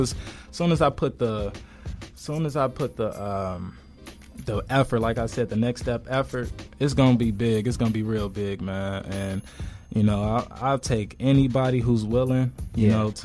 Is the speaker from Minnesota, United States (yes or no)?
no; Chicago, Illinois, United States; We're from Chicago